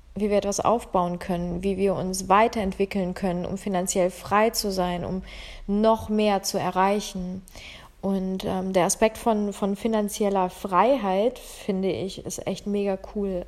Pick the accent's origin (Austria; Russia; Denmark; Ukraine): Ukraine; now in Germany; ich komme aus der Ukraine ursprünglich und bin dann, ähm, nach Deutschland gekommen.